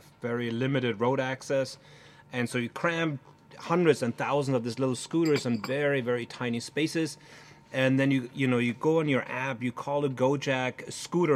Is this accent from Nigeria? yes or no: no; Germany; I come from Germany.